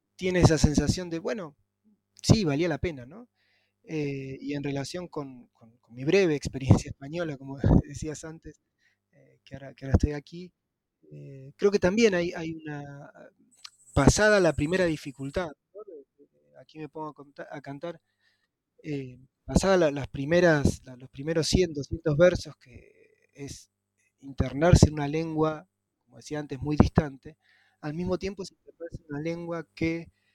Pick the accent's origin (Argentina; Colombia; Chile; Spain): Argentina